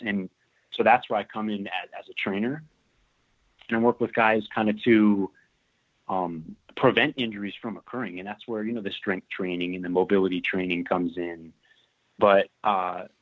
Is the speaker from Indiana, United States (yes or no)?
no; Florida, United States; moved away as an adult; also born or lived in Georgia; I grew up in Florida, and that's where I played my high school ball